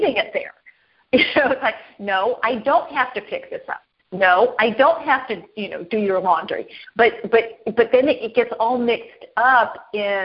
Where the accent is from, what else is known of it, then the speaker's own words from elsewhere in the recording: Los Angeles, California, United States; moved away; I was born and raised in Los Angeles. That's where I learned to drive. I don't live in Los Angeles anymore